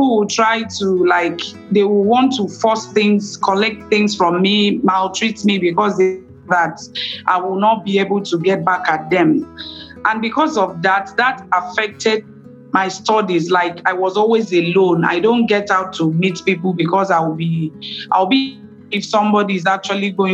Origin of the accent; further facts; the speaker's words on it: Nigeria; I am from Nigeria